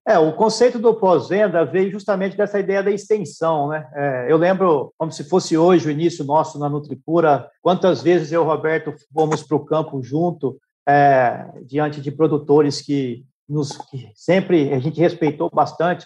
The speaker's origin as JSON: {"language": "Portuguese", "town": "Rondonópolis", "region": "Mato Grosso", "country": "Brazil", "tie": "born or raised there", "also_born_or_lived": "Araguari, Minas Gerais / Goiânia", "moved": "as an adult", "said": "minha família mudou para Rondonópolis em 1982. Eu tinha aí quatro anos de idade, então já temos uma longa história aí em Rondonópolis"}